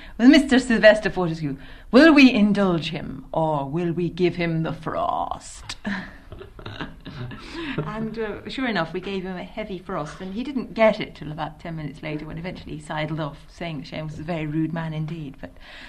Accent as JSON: {"language": "English", "region": "London", "country": "United Kingdom", "said": "which was something that, as a Londoner, I felt very strongly that I didn't like"}